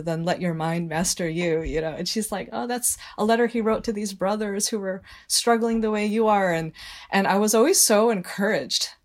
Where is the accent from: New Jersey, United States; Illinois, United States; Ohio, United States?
Illinois, United States; Northbrook; now in Trumbull, United States; one of very few minorities, like, in my class growing up in Northbrook, Illinois